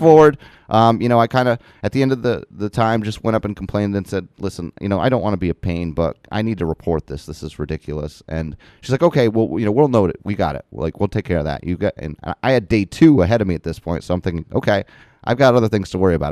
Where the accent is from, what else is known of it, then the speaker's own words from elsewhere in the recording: Morrisonville, New York, United States; also born or lived in Plattsburgh, New York / Malone, New York / South Portland, Maine; we moved here back to where I was born, next to where my mother's family was in Morrisonville, New York